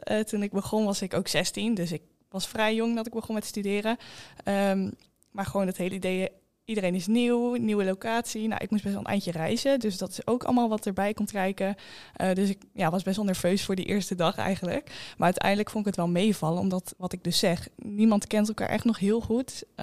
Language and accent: Dutch; Flevoland, Netherlands; ik kom uit Flevoland, dus best wel eindje reizen.